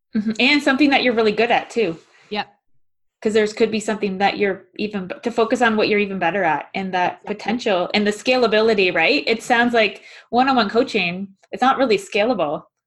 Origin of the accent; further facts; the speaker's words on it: Halifax, Nova Scotia, Canada; I'm from Halifax, Nova Scotia